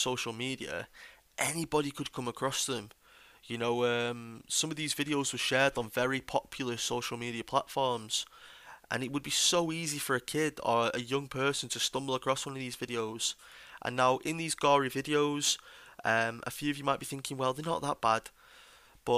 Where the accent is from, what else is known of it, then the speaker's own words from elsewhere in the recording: United Kingdom; me myself as a British patriot